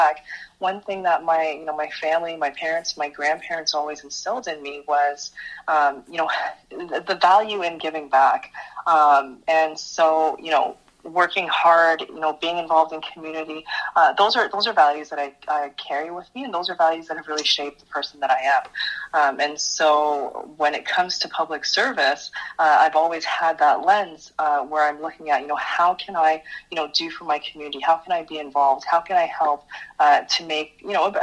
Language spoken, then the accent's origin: English; Kitchener, Ontario, Canada; also born or lived in Brampton, Canada; now in Guelph, Canada; I grew up in Kitchener, but Brampton was like a second home